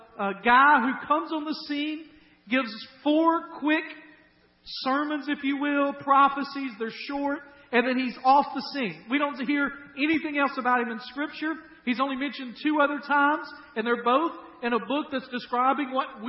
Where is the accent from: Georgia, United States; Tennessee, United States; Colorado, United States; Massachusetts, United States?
Tennessee, United States; Dyersburg; moved away; we're from Dyersburg.